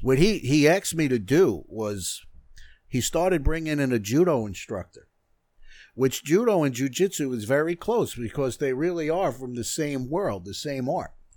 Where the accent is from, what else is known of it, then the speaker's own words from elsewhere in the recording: North Merrick, New York, United States; I grew up in North Merrick